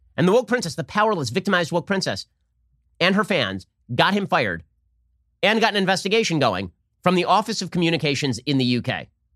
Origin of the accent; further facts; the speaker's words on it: United States; as an American